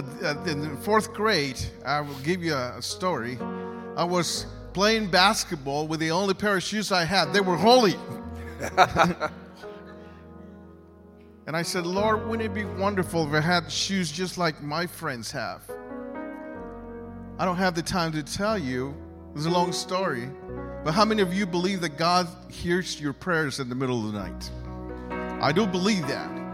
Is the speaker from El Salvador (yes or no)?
yes; El Salvador; I was born in El Salvador, a little country of Central America, during a civil war